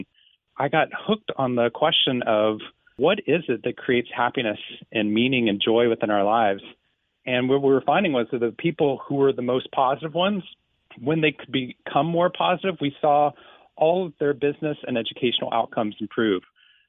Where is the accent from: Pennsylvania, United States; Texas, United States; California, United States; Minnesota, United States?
Texas, United States; Waco; I grew up in Waco, Texas. I lived there for 18 years. And this is the Waco of the 80s and 90s. I loved living there.